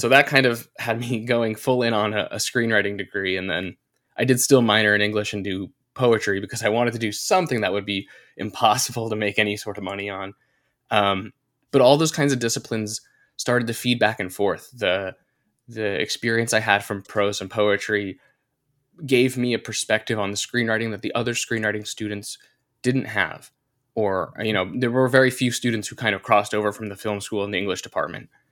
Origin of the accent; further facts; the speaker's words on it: North Carolina, United States; grew up in North Carolina. I went to college in North Carolina